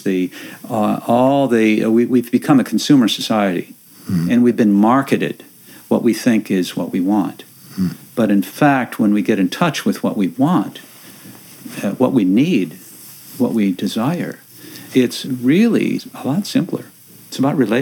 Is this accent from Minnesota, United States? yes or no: yes; Minnesota, United States; now in Langley, United States; the place where I grew up in Minnesota, a little small town about the same distance out from the center, where my family had lived for 100 years